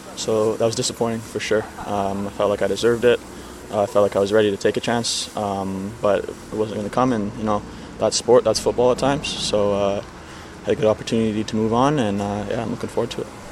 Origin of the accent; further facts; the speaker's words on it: Vancouver, British Columbia, Canada; being a Canadian, playing with Vancouver since, from such a young age